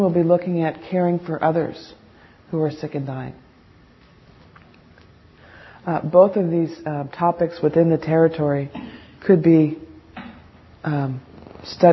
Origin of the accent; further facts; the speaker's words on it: New Jersey, United States; moved away; also born or lived in San Francisco; I'm from New Jersey, so I'm a little bold and sassy.